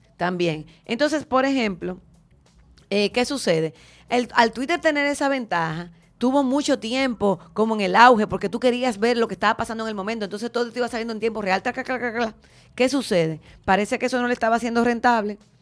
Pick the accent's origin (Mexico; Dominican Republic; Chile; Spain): Dominican Republic; nosotros como dominicanos